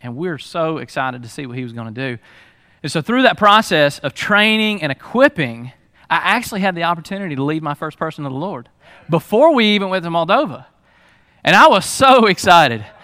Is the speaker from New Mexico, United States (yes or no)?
no; Lula, Georgia, United States; also born or lived in Hall County, Georgia; we moved to Lula